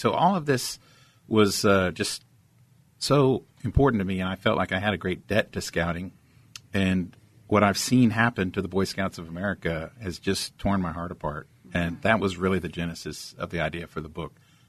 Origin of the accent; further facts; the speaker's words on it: San Angelo, Texas, United States; also born or lived in Germany; So, I was raised in West Texas.